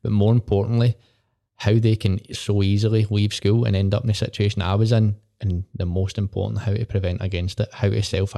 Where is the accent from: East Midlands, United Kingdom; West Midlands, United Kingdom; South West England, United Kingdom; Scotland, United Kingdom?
Scotland, United Kingdom; Port Glasgow; I love it, mate. I love where I'm from. Honestly, it gets slated all the time.